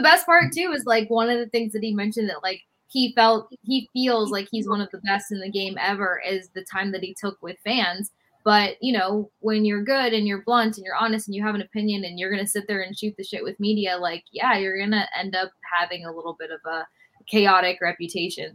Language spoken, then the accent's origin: English; Tampa, Florida, United States; growing up in Tampa Bay